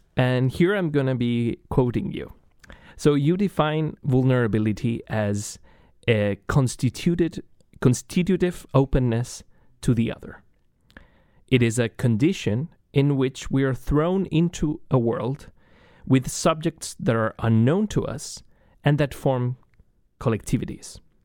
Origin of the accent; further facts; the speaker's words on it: Chile; moved away as an adult; now in United States; I am originally from Chile.